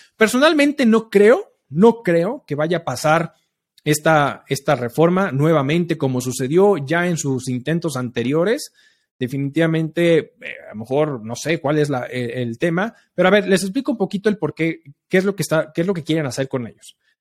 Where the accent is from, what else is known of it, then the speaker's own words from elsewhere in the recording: Mexico; nosotros como mexicanos